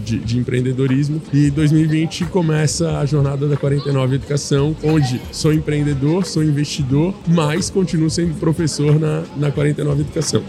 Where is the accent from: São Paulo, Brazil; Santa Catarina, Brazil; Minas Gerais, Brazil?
Santa Catarina, Brazil; Florianópolis; sou natural de Floripa